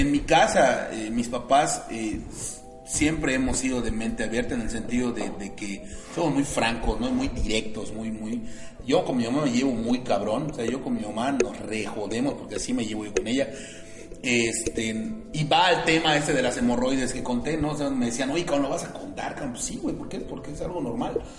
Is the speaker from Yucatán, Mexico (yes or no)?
yes; Mérida, Yucatán, Mexico; soy un yucateco orgullosamente yucateco, orgullosamente meridano